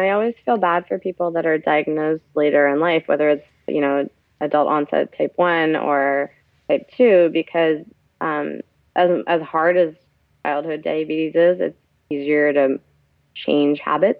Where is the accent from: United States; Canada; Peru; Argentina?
United States; Orange, California; born there; also born or lived in Pakistan; I was born here in Orange, California. Mm-hmm. I moved back to Pakistan, which is where my parents are originally from, when I was 7 or 8.